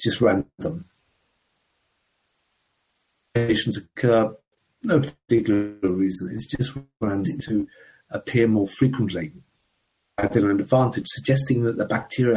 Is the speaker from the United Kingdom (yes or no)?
yes; Coventry, West Midlands, United Kingdom; also born or lived in Ireland / London; I was born in the Republic of Ireland many years ago. But my family emigrated to England back in the 1960s. And I grew up in a town in the middle of England called Coventry